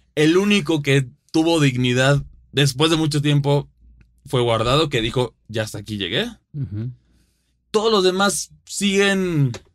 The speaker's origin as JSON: {"language": "Spanish", "country": "Mexico", "said": "sea mexicano"}